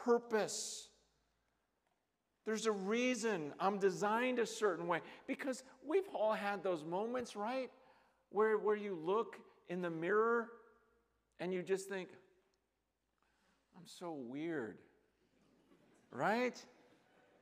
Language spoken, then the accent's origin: English; United States; growing up in the American culture